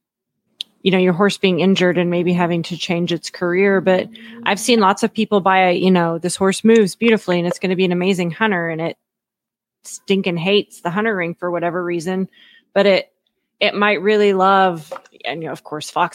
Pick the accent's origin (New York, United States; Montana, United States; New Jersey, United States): Montana, United States; I grew up on ranches in Montana